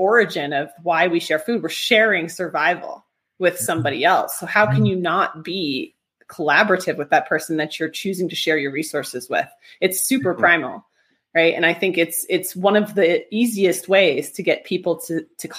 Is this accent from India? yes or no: no; New England, United States; moved away; also born or lived in Los Angeles / France; I grew up in New England.